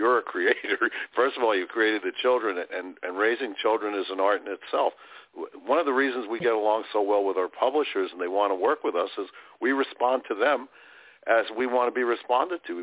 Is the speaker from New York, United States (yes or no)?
yes; New York City, New York, United States; So I grew up in Brooklyn when Brooklyn was Brooklyn